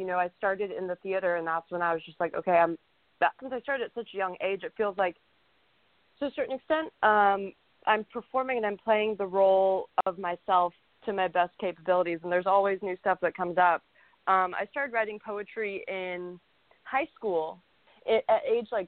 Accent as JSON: {"language": "English", "town": "Houston", "region": "Texas", "country": "United States", "said": "I'm from Houston, Texas"}